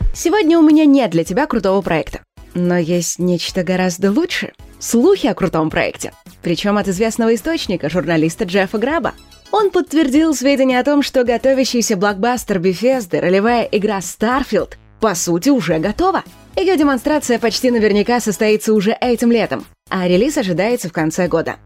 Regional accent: Russia; у нас в России

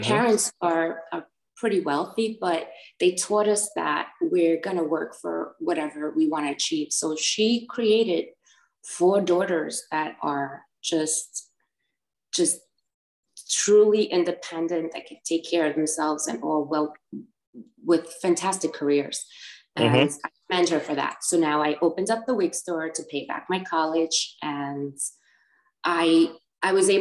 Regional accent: Long Island, New York, United States; I was born and raised in New York, Long Island. My parents are both from Puerto Rico

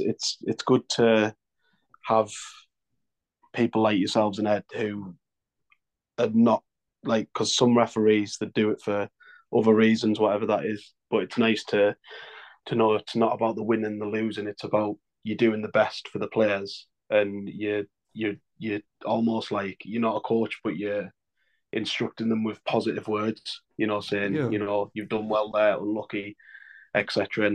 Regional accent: North East England, United Kingdom; North East England.

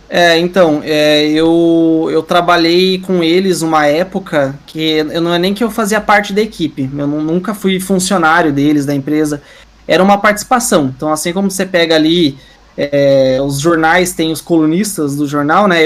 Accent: Curitiba, Paraná, Brazil; eu sou de Curitiba

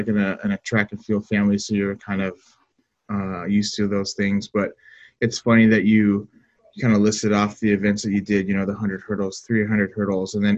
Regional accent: Woodinville, Washington, United States; a town called Woodinville

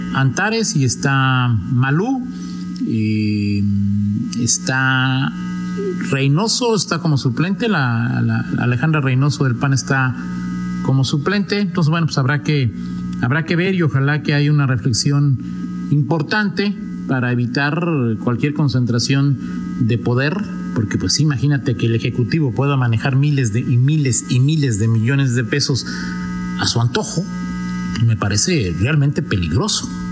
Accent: Mexico

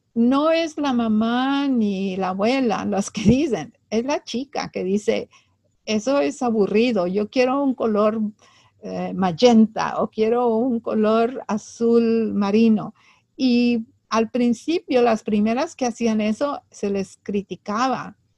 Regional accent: Laredo, Texas, United States; moved away; en Laredo, de donde yo soy, en Laredo, Texas, en la mera frontera con México.

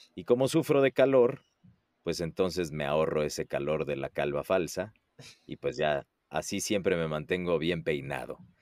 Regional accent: Puebla, Mexico; moved away as an adult; now in Mexico City, Mexico; Yo soy, eh, bueno, poblano de nacimiento, que es una ciudad que está a dos horas de la Ciudad de México. Ahí nací, ahí crecí

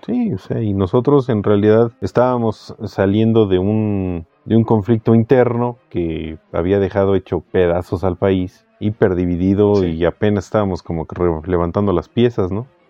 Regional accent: Mexico; te quitan eh, parte de tu identidad como mexicano

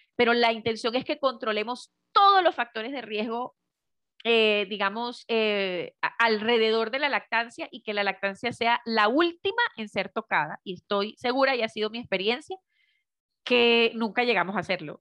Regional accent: Venezuela; moved away as an adult; now in Medellín, Colombia; yo soy venezolana de nacimiento, pero hace ya cuatro años eh, eh, emigré hacia, hacia Colombia y estoy justamente en la ciudad de Medellín

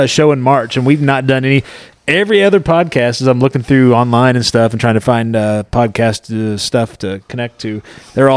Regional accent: Midwest, United States; growing up in the Midwest

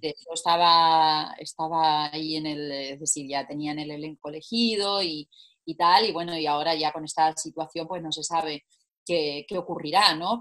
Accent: Italy; now in Spain; como buena italiana

